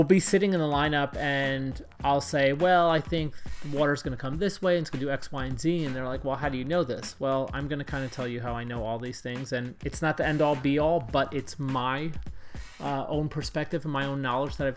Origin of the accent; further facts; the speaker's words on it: New York City, New York, United States; Ray Matei was a skateboarder I grew up with in Brooklyn, New York